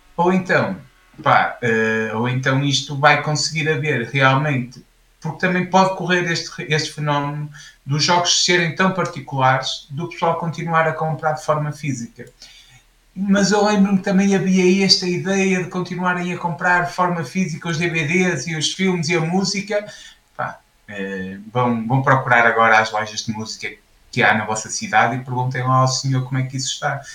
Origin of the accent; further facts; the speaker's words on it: Portugal; nós somos portugueses